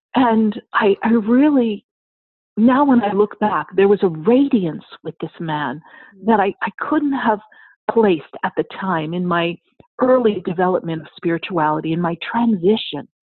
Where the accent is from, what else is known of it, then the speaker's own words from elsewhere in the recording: New York, United States; moved away; I'm from New York